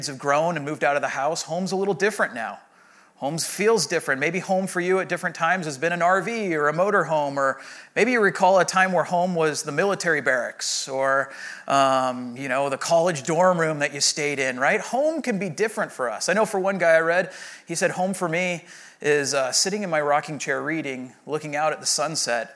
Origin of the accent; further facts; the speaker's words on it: Rancho Santa Margarita, California, United States; I grew up in Rancho Santa Margarita, and my mom still lives in the home that I grew up